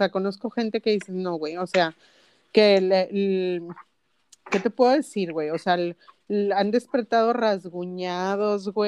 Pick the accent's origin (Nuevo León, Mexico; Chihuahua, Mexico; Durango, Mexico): Nuevo León, Mexico; Linares; Pues es que yo soy de Linares